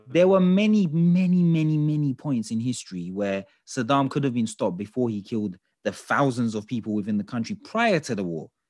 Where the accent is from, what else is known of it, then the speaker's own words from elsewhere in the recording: Turkey; we're from Turkey